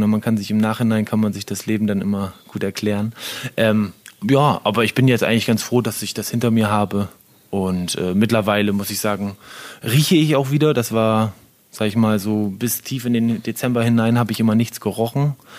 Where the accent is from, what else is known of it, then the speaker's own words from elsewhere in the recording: Syke, Lower Saxony, Germany; moved away; also born or lived in Osterholz-Scharmbeck / Ore Mountains; aber eigentlich aufgewachsen bin ich in Sieke. Also seitdem ich fünf, sechs Jahre alt war, äh, seitdem haben wir dann in Sieke gewohnt mit unserer Familie. Und ja, da habe ich so meine Kindheit und Jugend hauptsächlich verbracht.